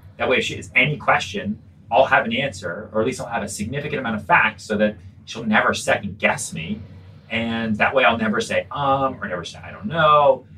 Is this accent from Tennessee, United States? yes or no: no; outside Boston, North Shore, Massachusetts, United States; also born or lived in Texas / Long Island; I grew up outside Boston, really. I was I lived on Long Island for a little bit, but really kind of my, my formative years. So, you know, junior high, high school was was outside Boston and the North Shore.